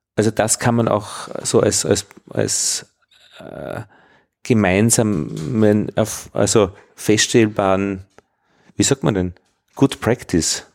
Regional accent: Upper Austria, Austria; ich bin ja im Katholischen aufgewachsen, im, in Oberösterreich in den 70er Jahren

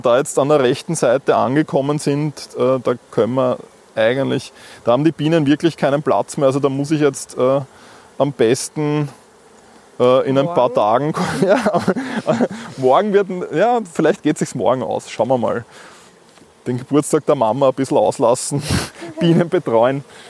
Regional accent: Vienna, Austria; ich bin in Wien aufgewachsen

